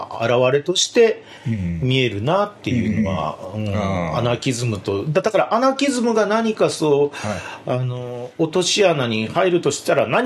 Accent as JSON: {"language": "Japanese", "region": "Kyoto", "country": "Japan", "tie": "born or raised there", "also_born_or_lived": "Hiroshima", "moved": "yes"}